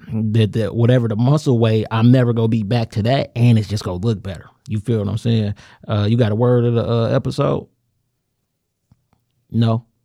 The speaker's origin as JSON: {"language": "English", "country": "United States", "said": "I'm an American nigga."}